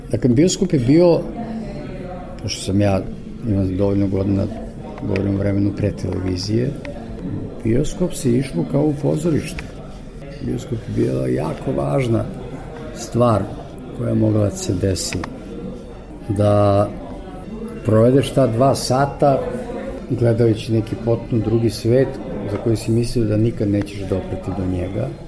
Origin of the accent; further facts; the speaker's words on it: Kosovo Polje, Kosovo; moved away; Ja sam rođen u Kosovoj Mitrovici, otac je bio železničar i vrlo brzo smo se preselili u Kosovo polje.